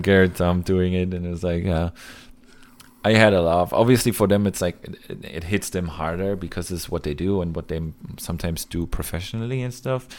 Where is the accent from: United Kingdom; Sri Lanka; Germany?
Germany; my home country